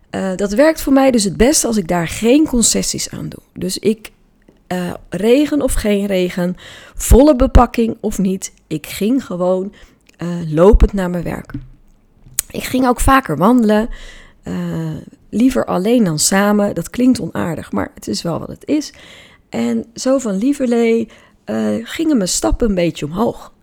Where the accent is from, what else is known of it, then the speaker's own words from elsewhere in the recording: Hoeksche Waard, South Holland, Netherlands; Ik ben namelijk opgegroeid in de Hoekse Waard